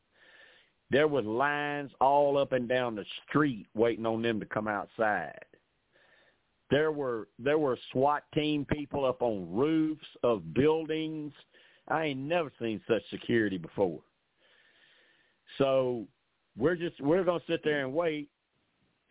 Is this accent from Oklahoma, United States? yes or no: no; Arkansas, United States; I'm from Arkansas